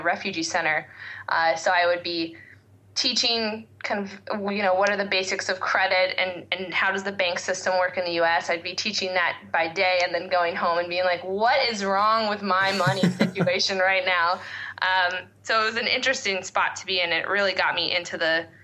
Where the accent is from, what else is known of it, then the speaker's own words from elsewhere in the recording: West Coast, United States; moved away as an adult; also born or lived in Boston; I grew up on the West Coast and really wanted to just get away to the different side of the country and try a new place